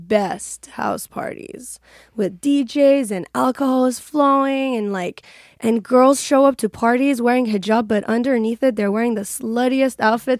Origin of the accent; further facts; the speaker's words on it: Iran; moved away as an adult; now in United States; I was born and raised in Iran.